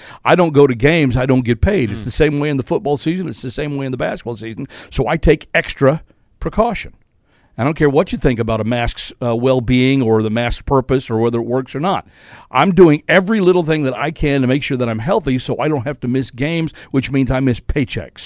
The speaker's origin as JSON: {"language": "English", "town": "Fort Worth", "region": "Texas", "country": "United States", "tie": "born or raised there", "moved": "yes", "said": "regionals is in my hometown in Fort Worth"}